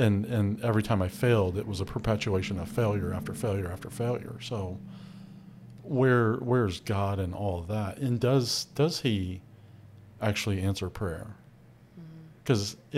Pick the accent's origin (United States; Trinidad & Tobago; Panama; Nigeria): United States; I grew up in America.